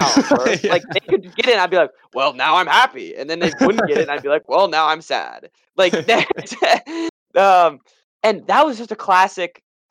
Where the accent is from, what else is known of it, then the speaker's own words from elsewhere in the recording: Maryland, United States; we're from Washington. Or from Maryland.